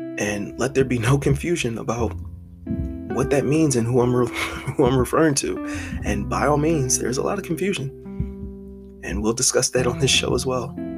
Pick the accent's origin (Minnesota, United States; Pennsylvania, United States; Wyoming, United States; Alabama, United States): Pennsylvania, United States; Philadelphia; I am from West Philadelphia, Pennsylvania, literally born and raised